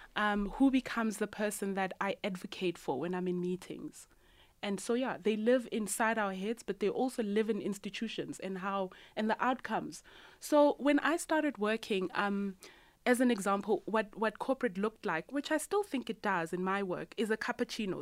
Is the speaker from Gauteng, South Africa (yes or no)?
yes; Soweto, Gauteng, South Africa; 5424 is the street number of my childhood home in Orlando East. And if you don't know, Orlando East is a low income community in Soweto. And growing up in Orlando East